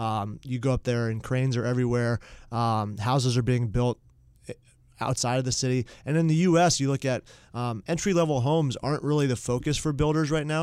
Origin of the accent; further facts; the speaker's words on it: Mooresville, North Carolina, United States; growing up in Mooresville, North Carolina